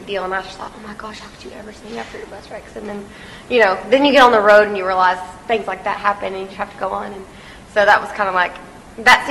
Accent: Texas, United States; we're from Texas too

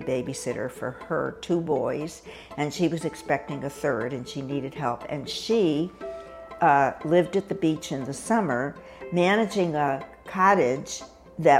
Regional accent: Hartford, Connecticut, United States; moved away as an adult; I grew up in Hartford, Connecticut, where I spent the first 18 years

